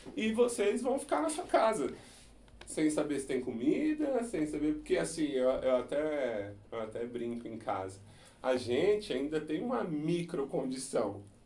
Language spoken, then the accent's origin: Portuguese; Brazil; Nós como brasileiros